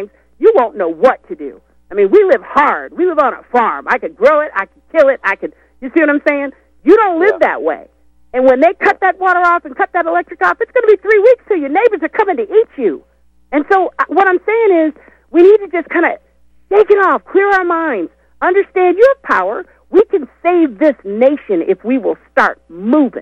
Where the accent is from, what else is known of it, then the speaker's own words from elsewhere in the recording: United States; I'm American